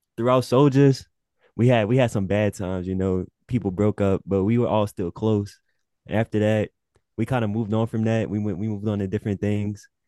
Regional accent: Louisiana, United States; I'm from Louisiana

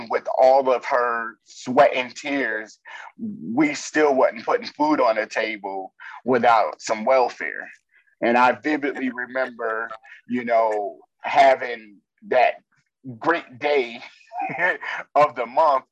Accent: New York, United States; we grew up Black in New York and poor

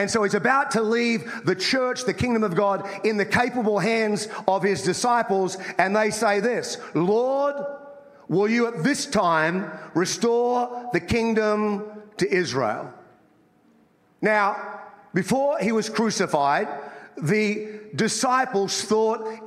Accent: Australia; moved away as an adult; now in United States; I grew up in Australia, as you can tell by my accent

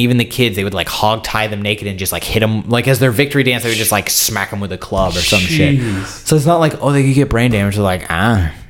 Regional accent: United States; I'm like a gringo, like I'm an American

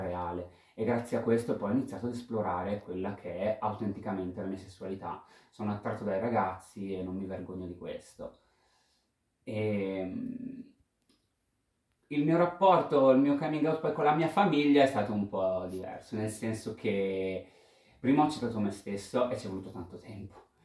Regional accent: Pesaro, Marche, Italy; vengo da Pesaro e ho 31 anni

